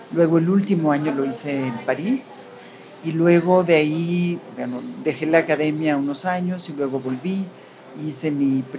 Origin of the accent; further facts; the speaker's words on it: Mexico; first language en; Spanish is a second language; de los dos países, soy de México y de Estados Unidos. Aprendí, yo creo que aprendí el inglés antes que el español, pues, puesto